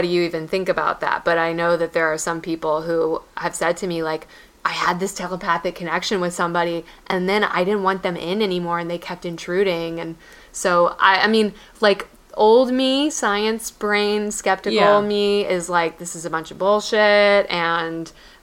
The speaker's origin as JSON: {"language": "English", "region": "Texas", "country": "United States", "tie": "born or raised there", "also_born_or_lived": "Tennessee", "said": "my hometown of Texas probably has zero, or hometown in Texas"}